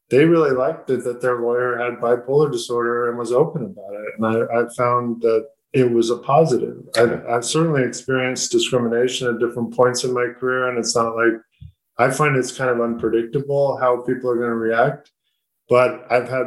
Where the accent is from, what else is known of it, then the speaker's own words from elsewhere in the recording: Southern California, United States; I grew up in Southern California, went to law school in Northern California